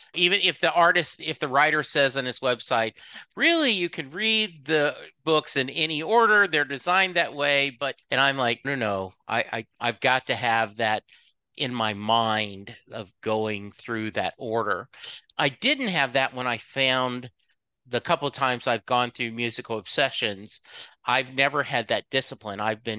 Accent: Lake Charles, Louisiana, United States; now in Dallas, United States; But I grew up in Lake Charles, Louisiana.

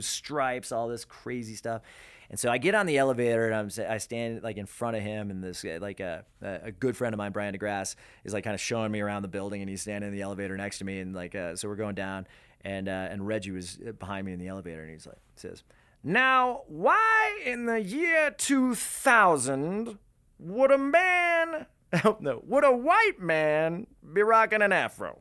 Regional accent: Denver, Colorado, United States; Denver being my hometown

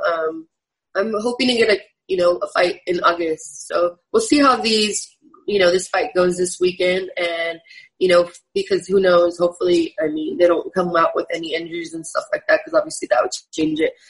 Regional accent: San Jose, California, United States; also born or lived in Sacramento; I was born and raised in San Jose

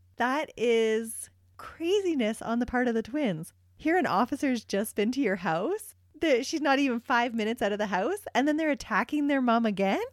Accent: Canada; we are Canadian

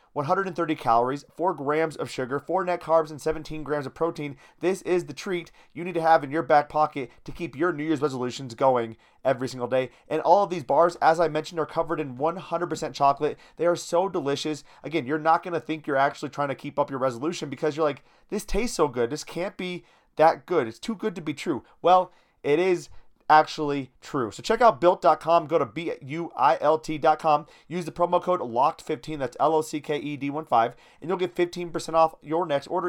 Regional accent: Iowa, United States; I grew up in Iowa.

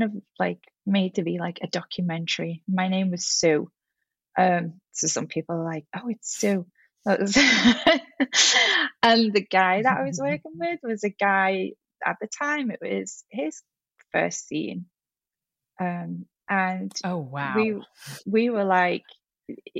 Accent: Liverpool, North West England, United Kingdom; moved away as an adult; now in Los Angeles, United States; I'm originally from Liverpool

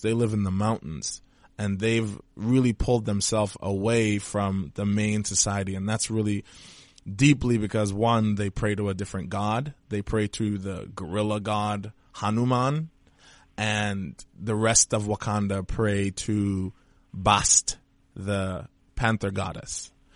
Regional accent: Trinidad & Tobago; I'm from Trinidad and Tobago

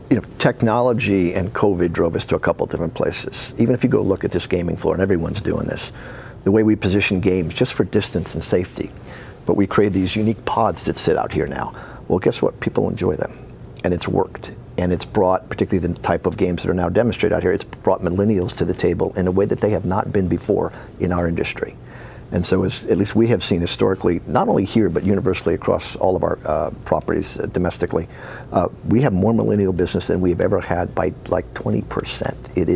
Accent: New York, United States; I can bet the Mets at home because I'm from New York and I enjoy the Mets.

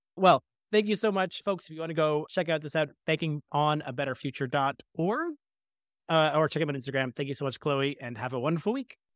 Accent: Scarborough, Ontario, Canada; I'm born and raised in Scarborough.

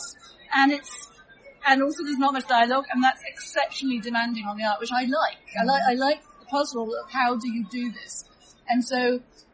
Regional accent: London, United Kingdom; I'm from London.

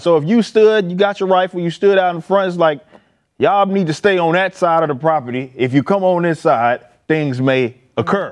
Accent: Dallas, Texas, United States; I'm from Oak Cliff

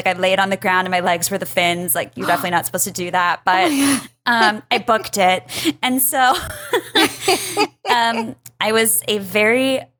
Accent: West Bloomfield, Michigan, United States; In Detroit, West Bloomfield, Michigan.

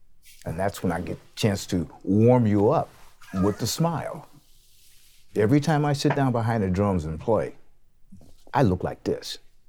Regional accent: Portland, Oregon, United States; also born or lived in New York; I'm one of the musicians that was born and raised here in Portland.

